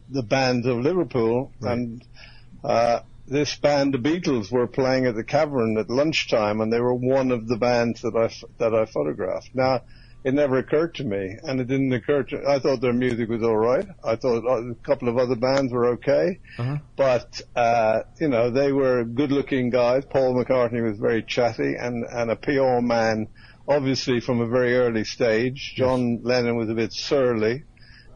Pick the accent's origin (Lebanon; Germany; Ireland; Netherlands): Ireland; Dublin, Leinster; moved away as an adult; also born or lived in London; I came from Dublin